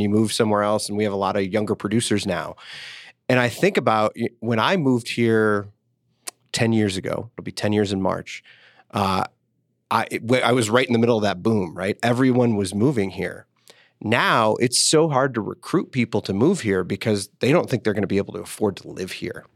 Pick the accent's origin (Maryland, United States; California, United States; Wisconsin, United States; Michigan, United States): Michigan, United States; Detroit; also born or lived in central Illinois; now in Denver, United States; I grew up in Detroit, so I, I grew up a Lions fan